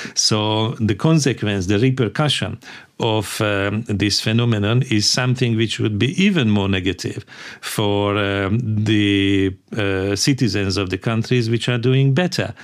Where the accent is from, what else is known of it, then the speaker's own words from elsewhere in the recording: Hungary; also born or lived in London; I come from Hungary